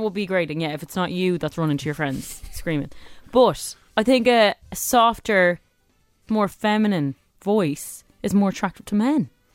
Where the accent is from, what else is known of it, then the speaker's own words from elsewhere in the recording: Dublin, Leinster, Ireland; I'm from Dublin three